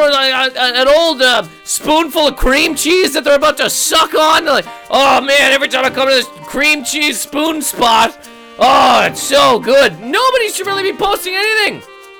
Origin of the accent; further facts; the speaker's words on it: Halifax, Nova Scotia, Canada; I'm from Halifax, Nova Scotia.